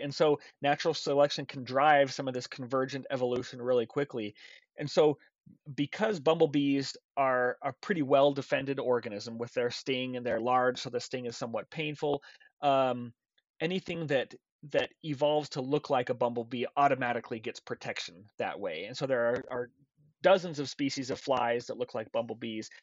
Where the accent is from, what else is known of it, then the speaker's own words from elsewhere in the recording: Intermountain West, United States; I grew up in the Intermountain West